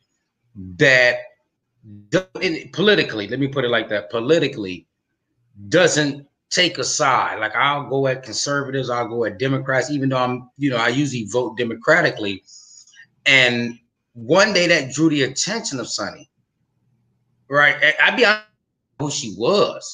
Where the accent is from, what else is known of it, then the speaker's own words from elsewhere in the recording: Flint, Michigan, United States; now in Atlanta, United States; I'm from Flint, Michigan. So from there, now I live in Atlanta, Georgia